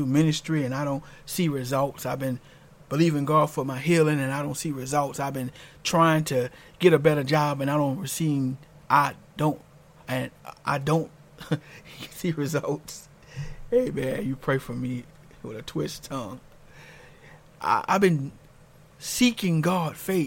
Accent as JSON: {"language": "English", "town": "New Orleans", "region": "Louisiana", "country": "United States", "tie": "born or raised there", "said": "I'm from New Orleans, Louisiana, and I remember, you know, growing up there"}